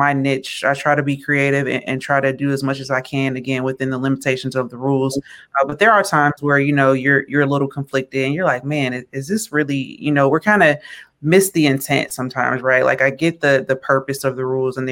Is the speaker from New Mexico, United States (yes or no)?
no; Michigan, United States; my home state of Michigan